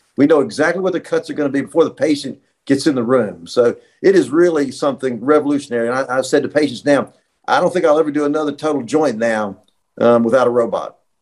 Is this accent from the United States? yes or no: yes; Roanoke, Virginia, United States; also born or lived in Bristol, Virginia; I grew up in Roanoke, Virginia, so I'm a Virginia boy